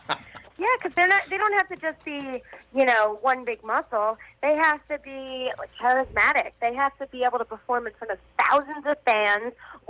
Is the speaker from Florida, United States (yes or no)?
no; Staten Island, New York, United States; now in Los Angeles, United States; I grew up in New York. I grew up in Staten Island, New York, and I live in Los Angeles now